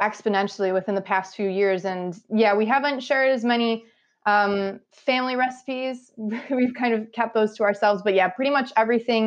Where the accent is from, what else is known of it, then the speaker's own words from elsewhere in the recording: Buffalo, New York, United States; my hometown of Buffalo